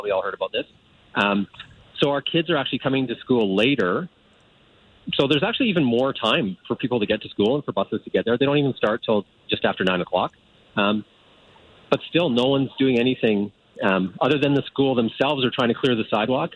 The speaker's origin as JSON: {"language": "English", "town": "Calgary", "region": "Alberta", "country": "Canada", "tie": "born or raised there", "said": "I've been in Woodbine for 5 years, and I grew up in Calgary"}